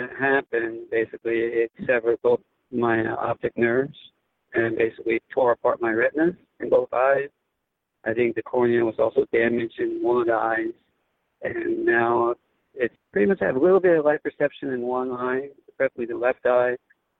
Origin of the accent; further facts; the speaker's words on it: Honolulu, Hawaii, United States; My home, you want to call it home duty station, my hometown is Honolulu, Hawaii.